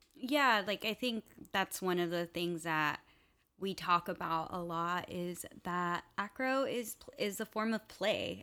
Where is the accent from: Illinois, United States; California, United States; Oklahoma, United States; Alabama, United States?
California, United States; West Covina; also born or lived in Los Angeles; I was born in California, West Covina specifically, but my family is from Venezuela and Colombia.